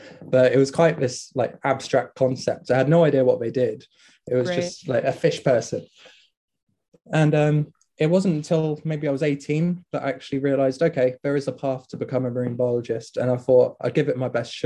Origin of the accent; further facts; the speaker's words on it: Southampton, South East England, United Kingdom; moved away as an adult; also born or lived in Plymouth; now in Aberdeen, United Kingdom; I grew up in Southampton